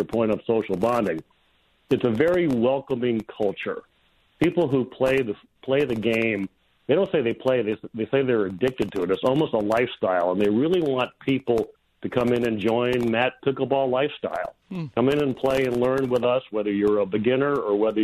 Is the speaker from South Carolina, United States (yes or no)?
no; Connecticut, United States; moved away as an adult; also born or lived in Southern California; I grew up in Connecticut